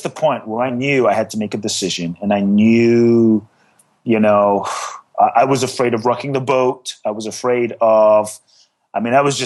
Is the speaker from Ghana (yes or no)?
yes; Ghana; I was born in Ghana, West Africa